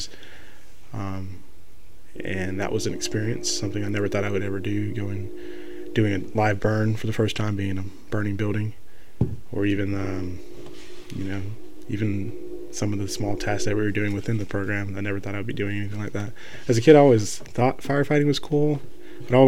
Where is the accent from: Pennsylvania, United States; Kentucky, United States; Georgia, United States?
Georgia, United States; Marietta; moved away as an adult; now in Valdosta, United States; I live 4 hours away from my hometown, hometown of Marietta, Georgia.